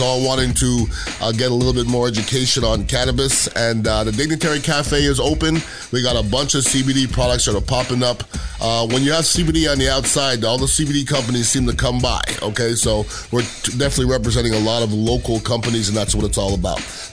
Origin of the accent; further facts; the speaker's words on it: Canada; now in United States; I'm from another country as well, Canada, and I'm an American citizen